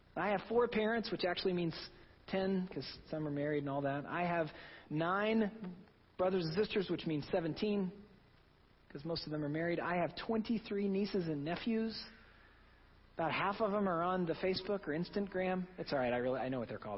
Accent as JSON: {"language": "English", "region": "Oklahoma", "country": "United States", "moved": "yes", "lives_now": "New England, United States", "said": "I'm from Oklahoma. We do things a little differently there"}